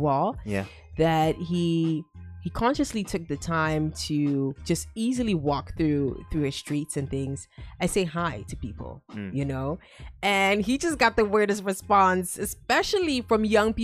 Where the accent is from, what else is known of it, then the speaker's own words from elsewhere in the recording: Ghana; moved away; as far as Ghanaians are concerned, in working environment, they call us relatively kind